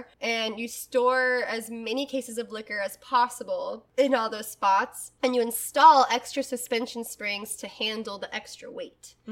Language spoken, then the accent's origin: English; the South, United States; growing up in the South